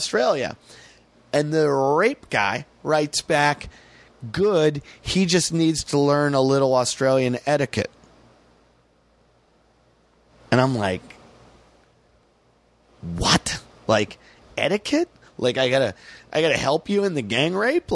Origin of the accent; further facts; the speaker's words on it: United States; I'm an American